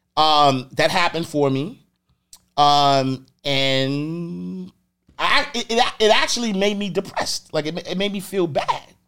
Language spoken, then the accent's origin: English; New York City, New York, United States; I'm from Harlem. Like, I'm from the streets